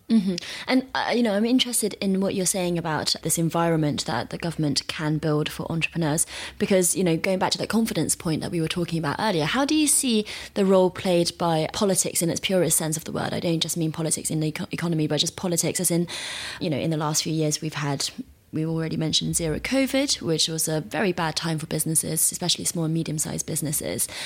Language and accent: English; major cities on the east coast of China, China; outside of the major cities on the east coast which we're both from